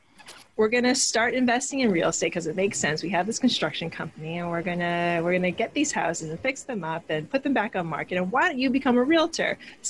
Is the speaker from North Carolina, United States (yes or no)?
no; Hawaii, United States; moved away as an adult; also born or lived in New York, United States; now in New Jersey, United States; So I was born and raised in Hawaii.